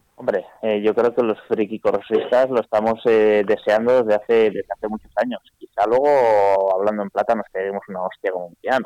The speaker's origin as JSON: {"language": "Spanish", "town": "Vitoria-Gasteiz", "region": "Basque Country", "country": "Spain", "moved": "yes", "said": "soy de Vitoria, he vivido ahí 40 años"}